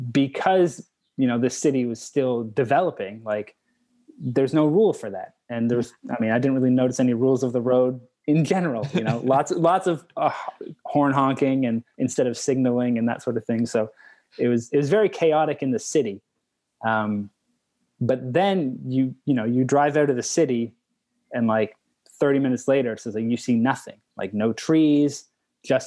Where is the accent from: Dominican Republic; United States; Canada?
Canada; I'm from Canada